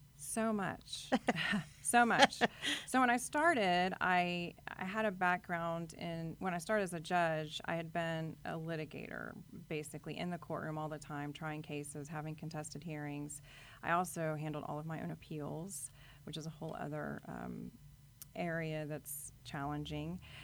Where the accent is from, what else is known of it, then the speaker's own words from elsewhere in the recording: Corpus Christi, Texas, United States; I grew up in Corpus Christi, Texas, and my parents were teachers